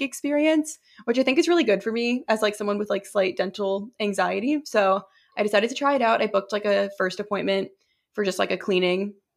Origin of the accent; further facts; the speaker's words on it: New Hampshire, United States; moved away; also born or lived in Massachusetts; I moved from Massachusetts to New Hampshire when I was, like, eight years old